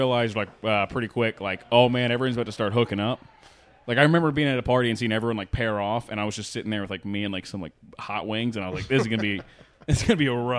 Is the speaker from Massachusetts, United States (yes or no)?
no; Sarasota, Florida, United States; now in Nashville, United States; I'm from Sarasota, Florida.